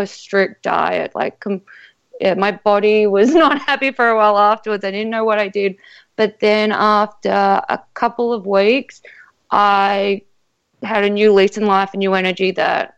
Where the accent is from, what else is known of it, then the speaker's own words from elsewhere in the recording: Sydney, New South Wales, Australia; accent: Australian; moved away; also born or lived in South Australia; I'm actually from Sydney